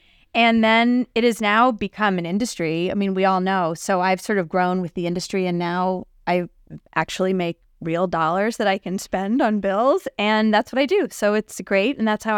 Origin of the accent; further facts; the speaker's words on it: D.C., Washington, D.C., United States; also born or lived in New York City; now in Connecticut, United States; I grew up outside of Washington, D.C., and then I moved to New York City, where I reconnected with my husband, who grew up in Connecticut.